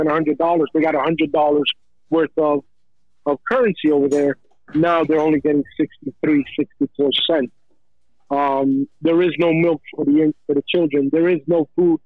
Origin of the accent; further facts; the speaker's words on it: United States; I am American born of Cuban parents, so you can say I'm American made with Cuban